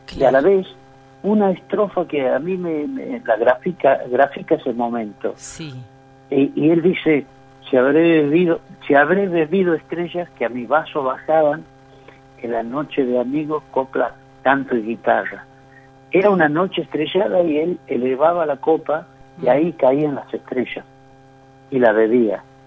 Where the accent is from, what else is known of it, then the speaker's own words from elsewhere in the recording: Santiago del Estero, Argentina; yo soy de Santiago del Estero